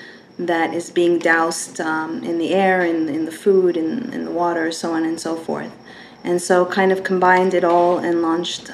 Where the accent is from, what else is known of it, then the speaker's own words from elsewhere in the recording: Canada; moved away as an adult; now in United States; I am from Canada